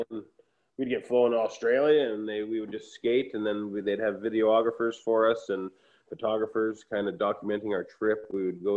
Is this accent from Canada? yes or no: yes; Williams Lake, British Columbia, Canada; moved away as an adult; also born or lived in Pender Harbour, British Columbia / Vancouver, British Columbia; now in Cape Breton, Canada; I grew up the first half of my life, early life, in Williams Lake, British Columbia